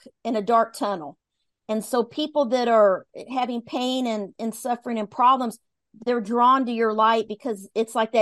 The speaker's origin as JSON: {"language": "English", "region": "Midwest", "country": "United States", "tie": "born or raised there", "said": "I was raised in the Midwest, and it was, the Bible Belt"}